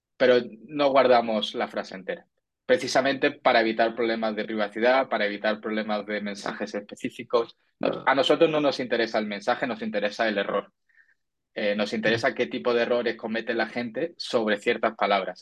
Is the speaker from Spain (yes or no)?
yes; Andalusia, Spain; como yo soy andaluz